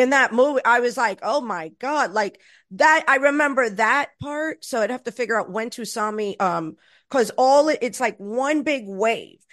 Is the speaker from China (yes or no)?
no; Florida, United States; moved away; also born or lived in Los Angeles; I was raised in Florida